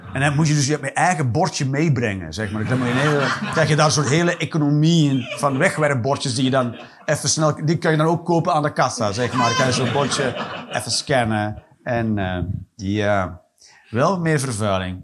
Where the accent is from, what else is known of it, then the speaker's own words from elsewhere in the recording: Flanders, Belgium; ik ben een Vlaming